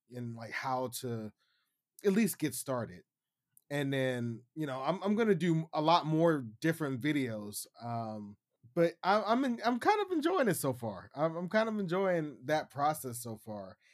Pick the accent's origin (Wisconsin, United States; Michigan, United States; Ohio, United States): Ohio, United States; Youngstown; moved away as an adult; now in Shenzhen, China; I'm hailing from Youngstown, Ohio. I currently live in Shenzhen, China now.